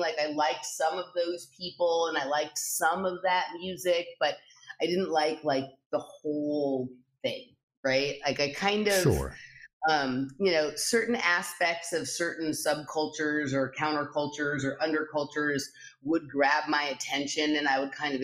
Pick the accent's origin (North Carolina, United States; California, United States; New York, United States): California, United States; Los Angeles; I grew up in Los Angeles, California